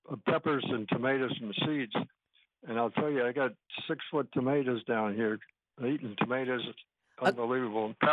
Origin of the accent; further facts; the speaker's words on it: Massachusetts, United States; moved away as an adult; now in Daytona Beach, United States; I'm from Massachusetts. I'm new down here.